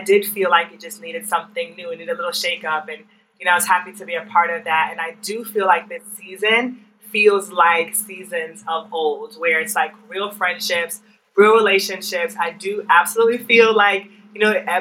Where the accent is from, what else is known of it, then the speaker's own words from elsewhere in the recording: Jamaica; I'm from Jamaica